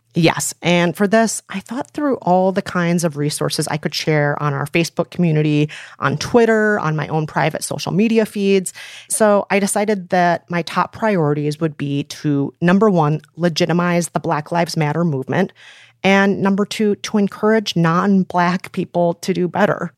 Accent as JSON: {"language": "English", "town": "Minneapolis", "region": "Minnesota", "country": "United States", "tie": "born or raised there", "moved": "yes", "lives_now": "New York City, United States", "said": "my hometown of Minneapolis"}